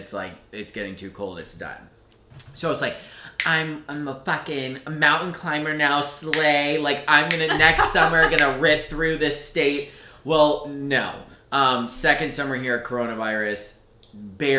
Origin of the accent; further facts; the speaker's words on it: Florida, United States; now in New England, United States; I'm born and raised in Florida